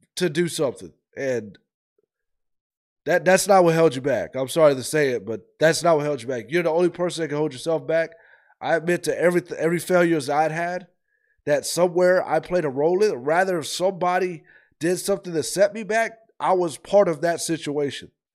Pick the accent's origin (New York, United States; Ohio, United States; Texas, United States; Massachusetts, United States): Ohio, United States; now in Georgia, United States; I'm from the north. I'm from Ohio